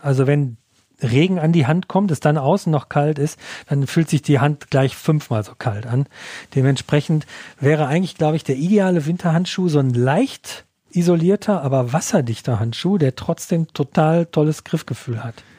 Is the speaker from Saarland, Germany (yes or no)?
no; Ruhr area, North Rhine-Westphalia, Germany; aus meiner Heimat im Ruhrgebiet